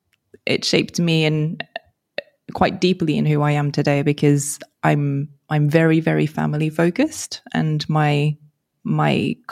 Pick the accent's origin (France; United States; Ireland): France; English is a second language; also born or lived in London, United Kingdom; So I'm French, but only arrived in France probably when I was 10, between 10 and 11, roughly. And I, as I moved across countries, started off in London